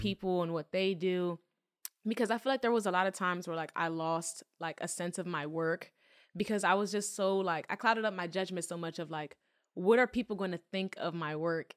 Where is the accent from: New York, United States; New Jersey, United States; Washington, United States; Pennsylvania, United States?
Pennsylvania, United States; Philadelphia; I was born in Philly